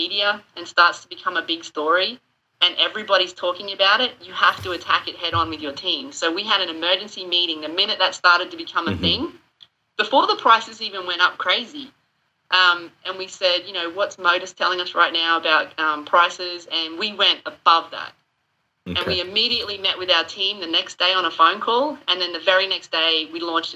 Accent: Australia; moved away as an adult; also born or lived in United Kingdom; now in South Carolina, United States; I've dealt with a lot of natural disasters growing up in Australia, cyclones and all that kind of stuff

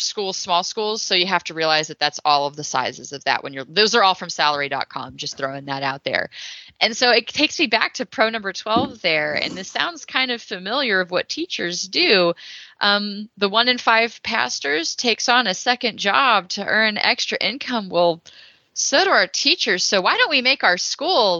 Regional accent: Texas, United States; I'm from Texas

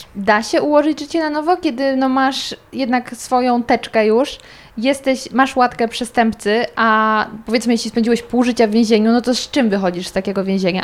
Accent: near Zgorzelec, Lower Silesian Voivodeship, Poland; jestem z Dolnego Śląska, okolice Zgorzelca

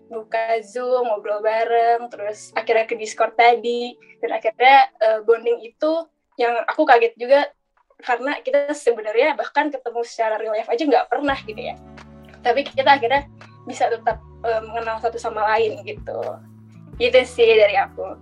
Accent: Bogor, West Java, Indonesia; aku tuh dari Bogor aku orang Sunda ngejokes pakai bahasa Sunda

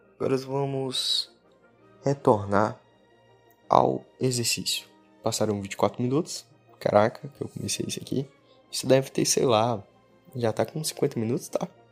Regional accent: Brazil; Amo muito a minha terra, Brasil.

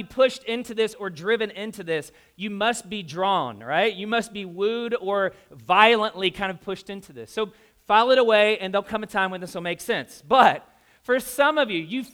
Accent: the South, United States; I grew up in the South

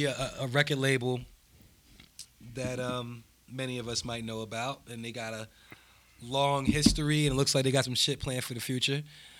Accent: New Jersey, United States; I'm from Jersey.

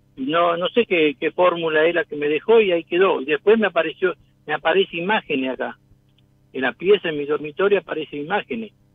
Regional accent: Tucumán, Argentina; now in Avellaneda, Argentina; Soy tucumano, pero vivo en Avellaneda

